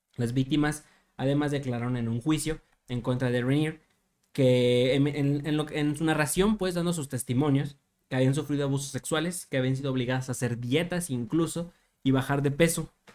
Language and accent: Spanish; Mexico